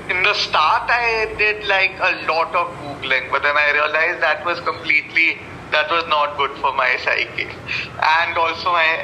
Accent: Bangalore, Karnataka, India; I'm born and brought up in Bangalore.

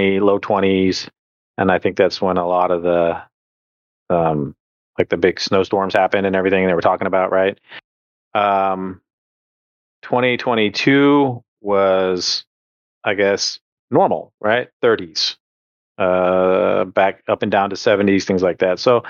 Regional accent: California, United States; moved away as an adult; now in Texas, United States; back in California, where we were from

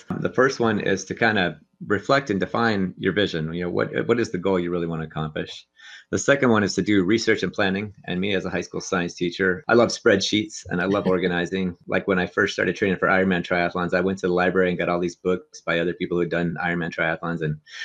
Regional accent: near Pittsburgh, Pennsylvania, United States; now in Los Angeles, United States; I grew up near Pittsburgh

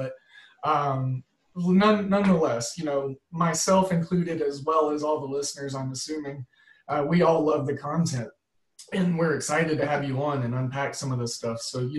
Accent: Oklahoma, United States; I'm a Midwesterner by trade. Grew up in Oklahoma, stuck around the Missouri, Kansas area. Like I told you off air, just recently moved down to north of Atlanta.

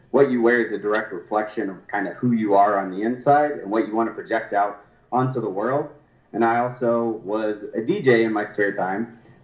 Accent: Thor, Iowa, United States; also born or lived in Tulsa; I was born in Tulsa, Oklahoma. My dad's family is from, and my mom's family is from Iowa. So when I was 10, we moved up to Iowa, a little town called Thor, Iowa

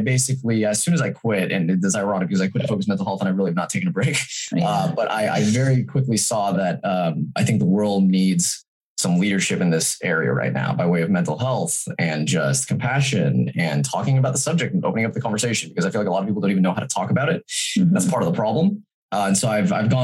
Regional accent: Folsom, California, United States; I was raised in Folsom, California

